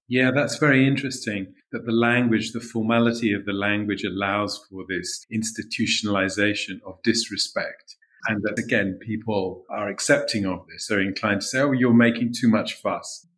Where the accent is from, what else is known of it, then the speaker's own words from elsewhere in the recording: London, United Kingdom; I was born in London